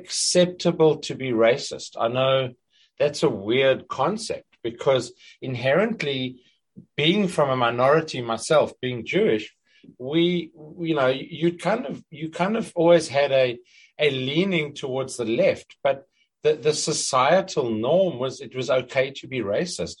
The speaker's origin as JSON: {"language": "English", "town": "Johannesburg", "region": "Gauteng", "country": "South Africa", "tie": "born or raised there", "also_born_or_lived": "a small desert town in South Africa", "moved": "as an adult", "lives_now": "Perth, Australia", "said": "So I grew up in Johannesburg in South Africa. I was actually born in a little town in the middle of the desert. Lived there till I was six and then grew up in Johannesburg"}